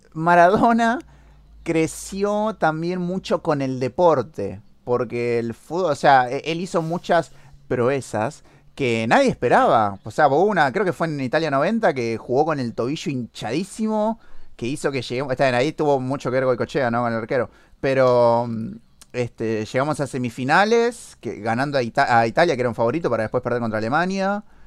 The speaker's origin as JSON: {"language": "Spanish", "country": "Argentina", "said": "somos argentinos"}